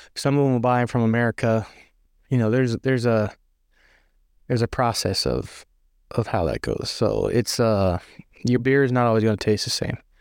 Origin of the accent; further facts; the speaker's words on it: near Shenandoah, Virginia, United States; I'm from Virginia, right up next to Shenandoah